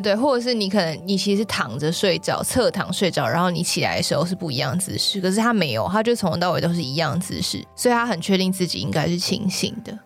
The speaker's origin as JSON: {"language": "Chinese", "country": "Taiwan", "said": "那一天出船的那个团就只有我一个台湾人"}